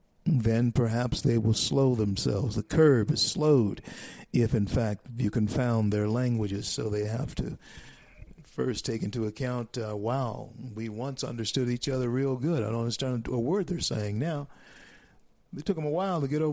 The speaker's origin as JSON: {"language": "English", "region": "Louisiana", "country": "United States", "tie": "born or raised there", "said": "Louisiana, my home state"}